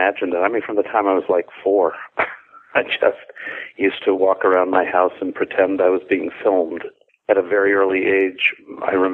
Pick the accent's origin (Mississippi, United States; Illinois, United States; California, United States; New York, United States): California, United States; Los Angeles; I grew up in Los Angeles in a great little neighborhood